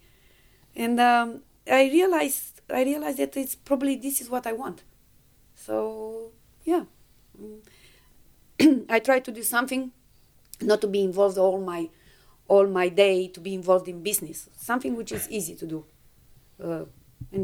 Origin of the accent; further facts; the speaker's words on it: Romania; English is a second language; moved away as an adult; also born or lived in Perth, Australia; now in Brisbane, Australia; when the revolution came in Romania, I was 20 years old.